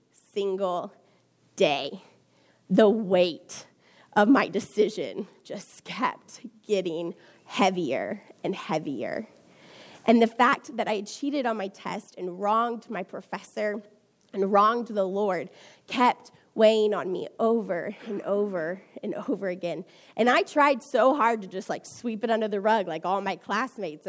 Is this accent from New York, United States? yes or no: no; Houston, Texas, United States; I am from Houston, Texas